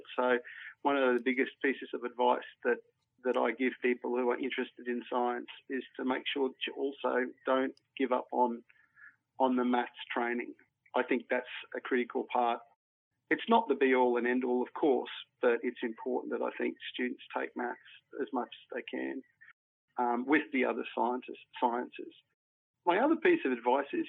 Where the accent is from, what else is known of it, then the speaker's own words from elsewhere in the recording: Mareeba, Queensland, Australia; I grew up in far north Queensland and in particular in a place like Mareeba.